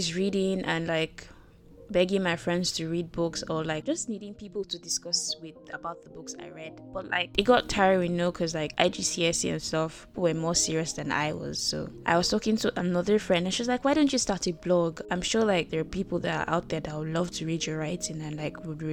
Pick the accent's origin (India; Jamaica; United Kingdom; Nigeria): Nigeria; I'm a Nigerian